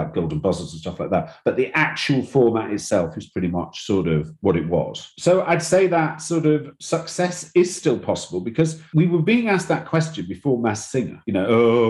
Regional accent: England, United Kingdom; also born or lived in London; I know I'm English and I know I'm based in London

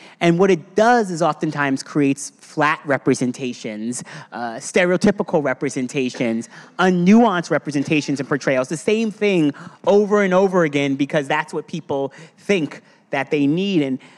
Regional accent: Eastern Long Island, New York, United States; growing up on Eastern Long Island as a black person in a black family

